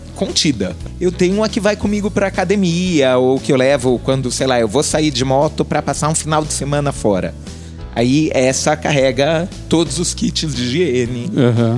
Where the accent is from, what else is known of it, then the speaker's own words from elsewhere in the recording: São Bernardo do Campo, São Paulo, Brazil; Eu, eu cresci em São Bernardo